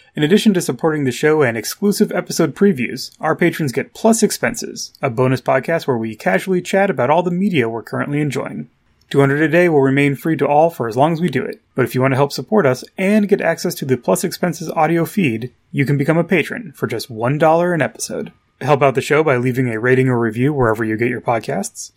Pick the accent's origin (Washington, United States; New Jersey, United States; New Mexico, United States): New Mexico, United States; growing up in New Mexico